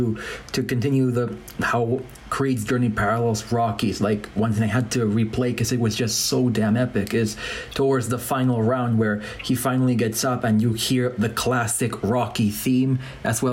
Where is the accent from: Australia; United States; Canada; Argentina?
Argentina; growing up in Argentina